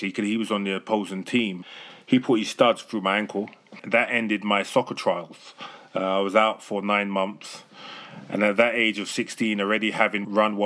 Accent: London, United Kingdom; So I'm from London in England, the UK. And I grew up in a rough, tough neighborhood called Stonebridge in Harlesden.

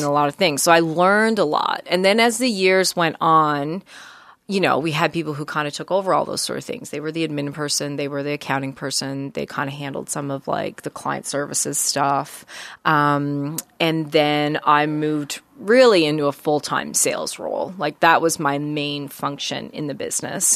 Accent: Deer Lake, Newfoundland and Labrador, Canada; now in Halifax, Canada; my household growing up in Newfoundland was pretty busy.

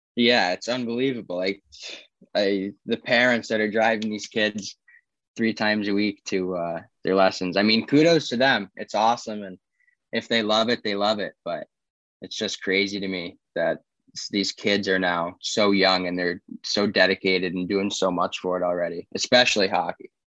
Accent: Charlotte, North Carolina, United States; also born or lived in Saratoga Springs, New York / Franklin, Tennessee; I moved down here to Charlotte when I was seven

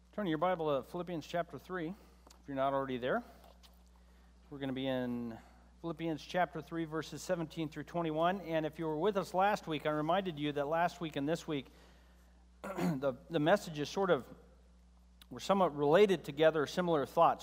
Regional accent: United States; both you and I, as American believers

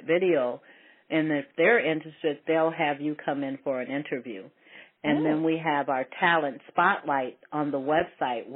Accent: Ohio, United States; moved away; also born or lived in Colorado; I was born in Ohio, but I lived out in Colorado

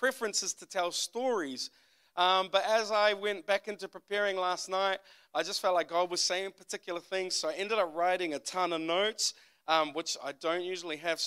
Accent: Auckland, New Zealand; also born or lived in United States; I am from West Auckland, New Zealand. If you don't know where that is, it's just the west part of Auckland. That is where I grew up.

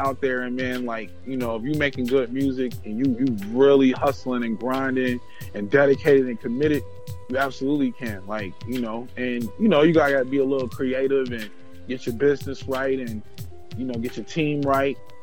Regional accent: Minneapolis, Minnesota, United States; I'm from Minneapolis.

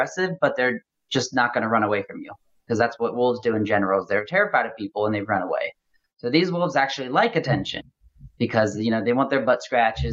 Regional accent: Cincinnati, Ohio, United States; now in Louisville, United States; I am located in Louisville, Kentucky right now. My hometown is in Cincinnati, Ohio.

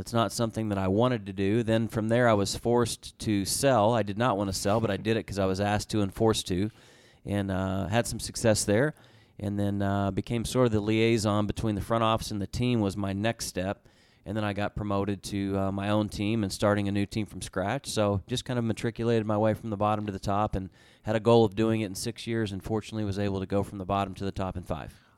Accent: Tulsa, Oklahoma, United States; moved away as an adult; now in Edmonton, Canada; I'm from the Tulsa area

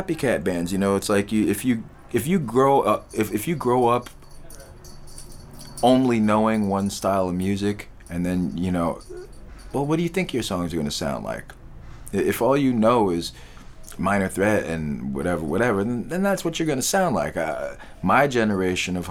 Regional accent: New York City, New York, United States; I grew up on the Lower East Side

